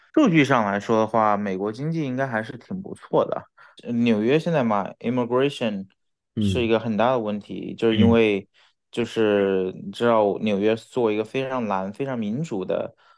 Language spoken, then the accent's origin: Chinese; Chongqing, China; moved away as an adult; now in New York, United States; 我们在这里长大